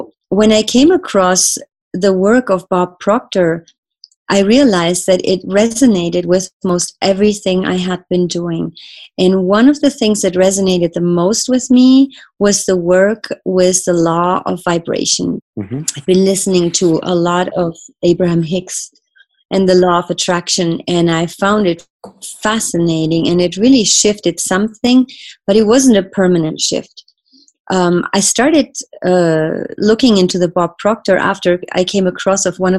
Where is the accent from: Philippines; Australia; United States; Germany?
Germany; I grew up in Germany